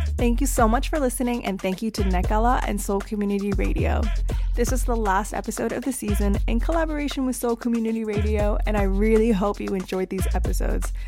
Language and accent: English; Canada; moved away; also born or lived in United Kingdom; even coming from the U K, growing up in Canada